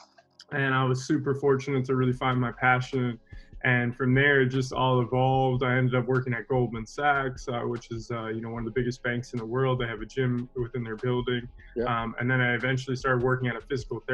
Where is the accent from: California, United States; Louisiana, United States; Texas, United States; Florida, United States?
Florida, United States; Palm Beach County; moved away as an adult; also born or lived in Miami, Florida / Orlando, Florida / New York City; I was born in Miami and I was raised in Palm Beach County